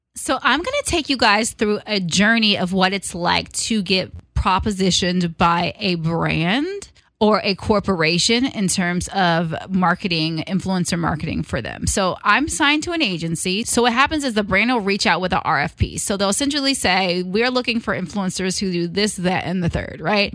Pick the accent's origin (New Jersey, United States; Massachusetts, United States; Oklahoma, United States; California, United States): California, United States; Richmond; coming from a city that we're from Richmond, California